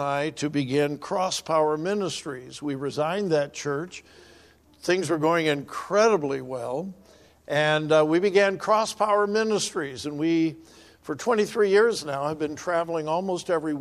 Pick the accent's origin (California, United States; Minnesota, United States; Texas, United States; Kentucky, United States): California, United States; moved away; I'm from California, and we used to go up into the California mountains